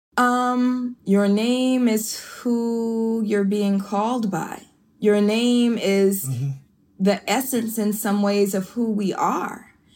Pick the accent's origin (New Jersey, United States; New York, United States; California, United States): California, United States; Oakland; I'm from East Oakland, California